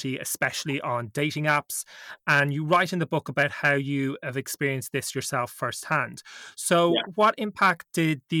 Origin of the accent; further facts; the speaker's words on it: Ireland; as an Irish man myself